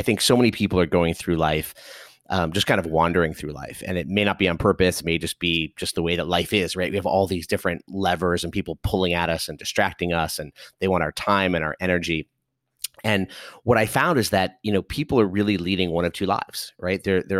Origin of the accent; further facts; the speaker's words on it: Los Angeles, California, United States; So I was born and raised in Los Angeles, the great state of California, and grew up there, had a chance to come to the East Coast for college